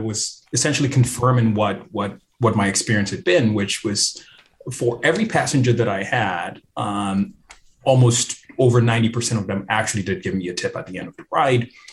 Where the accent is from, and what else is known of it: Ghana; moved away